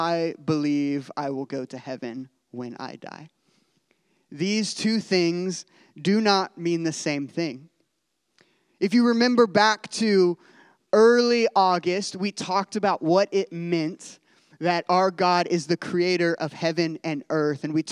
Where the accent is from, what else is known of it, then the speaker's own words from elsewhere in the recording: Midwest, United States; I'm a Midwesterner